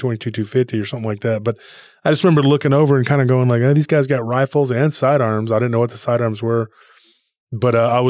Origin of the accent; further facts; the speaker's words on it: Texas, United States; I'm from Texas.